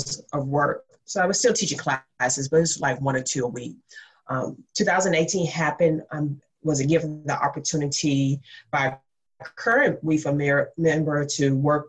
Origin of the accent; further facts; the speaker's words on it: Mississippi, United States; I am from Mississippi, and I say that, one, cause to explain the accent